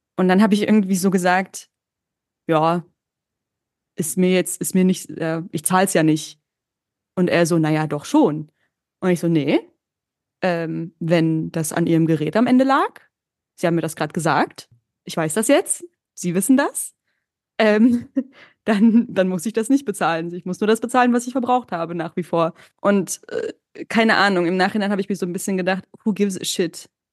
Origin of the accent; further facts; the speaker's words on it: Berlin, Germany; first language German and Turkish; ich bin in Ostberlin zur Schule gegangen